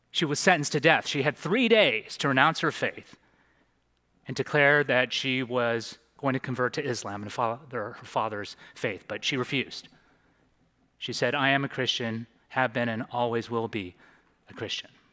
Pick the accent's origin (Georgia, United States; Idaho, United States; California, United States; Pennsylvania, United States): California, United States; San Francisco Bay Area; now in Santa Monica, United States; I'm originally from the San Francisco Bay Area